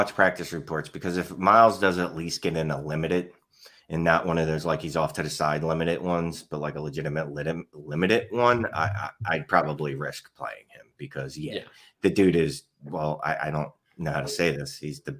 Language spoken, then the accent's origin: English; Philadelphia, Pennsylvania, United States; I'm from Philly.